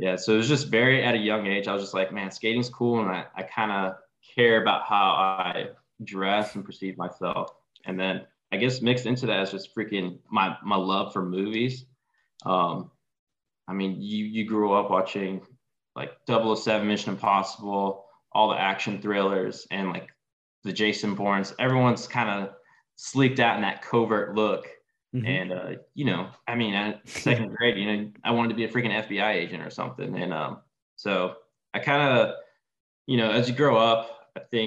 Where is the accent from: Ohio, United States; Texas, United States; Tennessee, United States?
Texas, United States; I grew up living in Texas